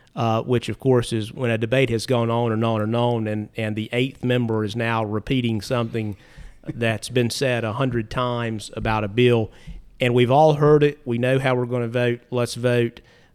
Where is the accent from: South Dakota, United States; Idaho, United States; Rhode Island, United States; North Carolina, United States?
North Carolina, United States; Yeah. So I was born and raised in Caldwell County, where I live now, and I was raised by my grandparents on both sides